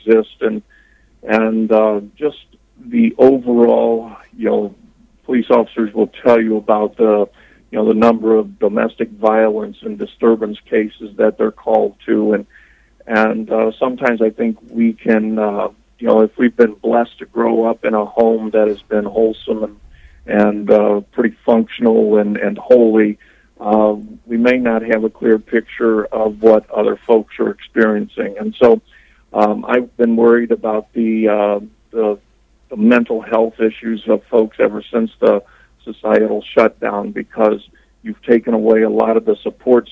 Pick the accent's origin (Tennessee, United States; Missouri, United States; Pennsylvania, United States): Missouri, United States; St. Louis; moved away; I come from the St. Louis area, so I was very familiar with Ferguson